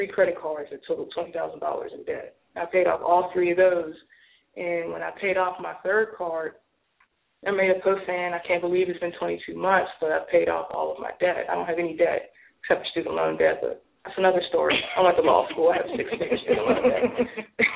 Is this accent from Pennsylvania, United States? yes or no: yes; Pittsburgh, Pennsylvania, United States; moved away as an adult; now in Atlanta, United States; I'm originally from Pittsburgh, moved to Atlanta in 06.